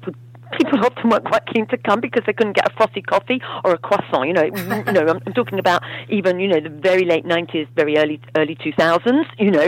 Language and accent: English; London, United Kingdom; also born or lived in Manchester; I'm older and I'm English, and I've only ever really lived in London. I only haven't lived in London when I went away to college, and even then I went to another big city in the northwest of England called Manchester. So I'm an urban girl